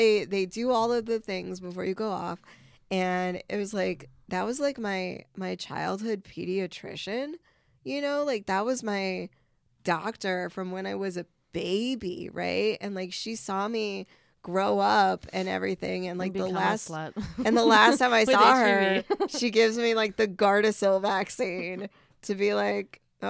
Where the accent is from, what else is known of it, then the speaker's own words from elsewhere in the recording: Vernon Hills, Illinois, United States; I'm from Vernon Hills.